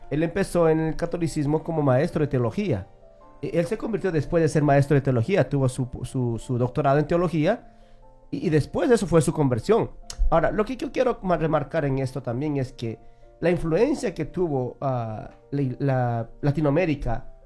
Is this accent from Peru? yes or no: yes; Peru; Yo soy de Perú y yo puedo decir que, que Estados Unidos con Perú no se comparan para nada.